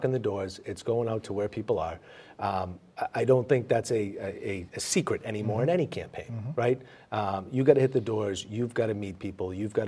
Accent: Boston, Massachusetts, United States; also born or lived in Dorchester; Growing up in Mission Hill, Jamaica Plain

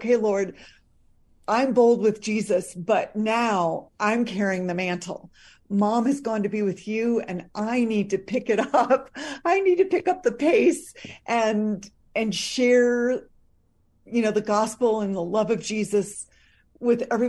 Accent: Lake Forest, Illinois, United States; I grew up in a suburb just north of Chicago, on Lake Michigan, a northern suburb, Lake Forest, Illinois

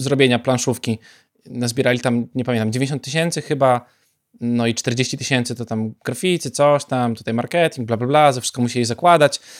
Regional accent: Białystok, Podlaskie Voivodeship, Poland; szczególnie u nas w Białymstoku

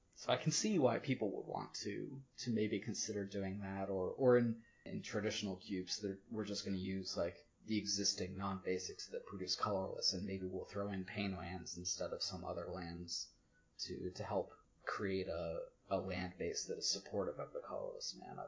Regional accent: Virginia, United States; moved away as an adult; also born or lived in Maryland; I moved back to my home state of Virginia just over a year ago

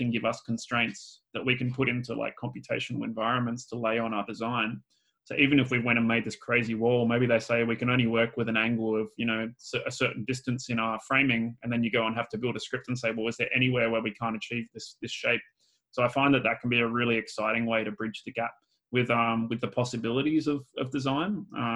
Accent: Australia; I'm Australian too, so we use a lot of slang and we shorthand everything as well

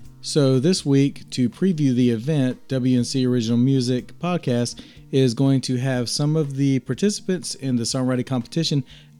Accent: North Carolina, United States; I am from North Carolina.

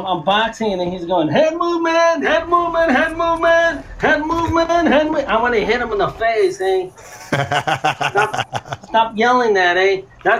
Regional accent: Hawaii, United States; Plus, I mean, I'm Hawaiian. I got the British and Hawaiian flag draped over my shoulder. People think I'm a Chicano, but I'm not, home.

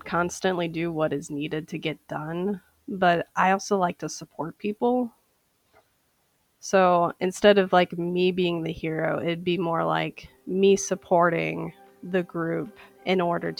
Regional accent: Saint Paul, Minnesota, United States; I am a eyewear specialist, and I am from St. Paul, Minnesota.

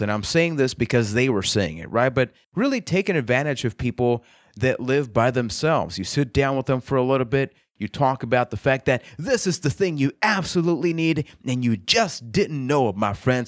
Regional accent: Puerto Rico; I am from Puerto Rico

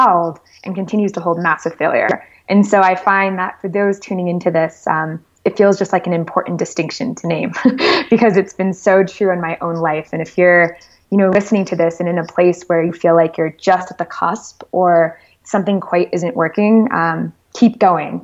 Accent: Connecticut, United States; I grew up in Connecticut, the oldest

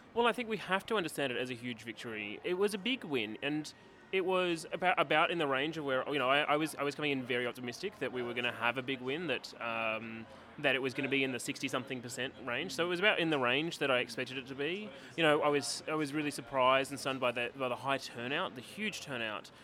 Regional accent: Canberra, Australian Capital Territory, Australia; I'm from Canberra

